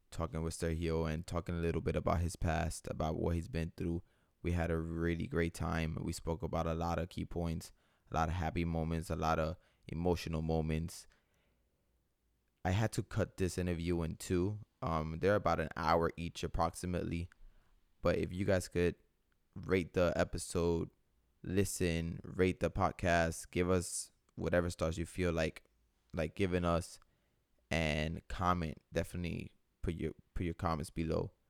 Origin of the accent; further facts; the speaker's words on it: Tampa, Florida, United States; I was born in Tampa, Florida.